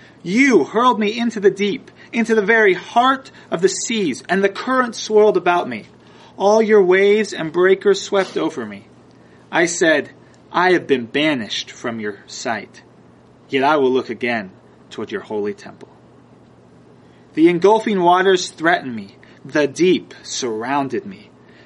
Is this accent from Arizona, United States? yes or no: no; Southern California, United States; I grew up in Southern California